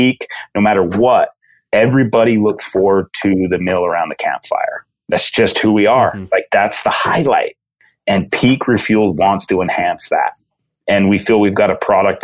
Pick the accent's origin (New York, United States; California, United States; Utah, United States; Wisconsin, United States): Utah, United States; growing up in Utah with five national parks